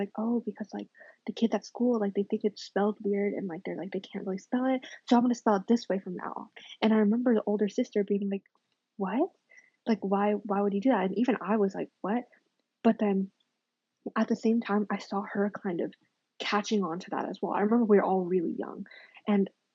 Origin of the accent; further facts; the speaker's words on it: United States; I'm super American.